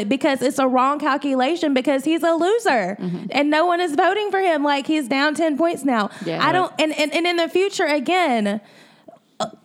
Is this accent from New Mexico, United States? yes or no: no; Georgia, United States; I'm still repping for Georgia.